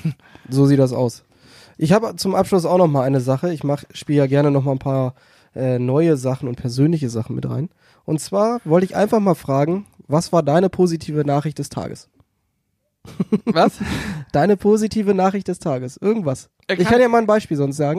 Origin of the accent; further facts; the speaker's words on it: Celle, Lower Saxony, Germany; now in Hannover, Germany; ich komme ja gebürtig aus Celle oder aus der Nähe von Celle